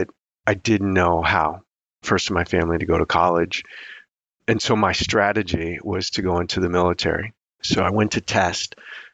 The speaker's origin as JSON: {"language": "English", "area": "about an hour south of Chicago", "region": "Illinois", "country": "United States", "tie": "born or raised there", "said": "I grew up in Illinois, south suburbs, about an hour south of Chicago."}